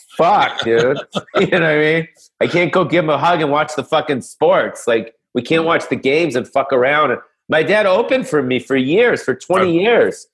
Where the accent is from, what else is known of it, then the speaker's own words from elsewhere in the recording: Los Angeles, California, United States; I grew up you know, on the Sunset Strip